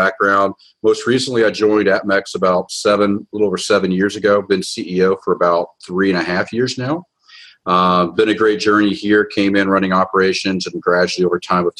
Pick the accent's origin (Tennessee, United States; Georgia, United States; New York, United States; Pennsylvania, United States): Georgia, United States; Atlanta; I grew up in Atlanta, Georgia, of all places.